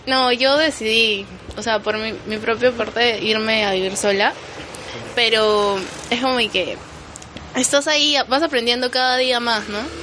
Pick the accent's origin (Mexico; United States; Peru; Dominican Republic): Peru; Lima; Yo vengo de Chorrillos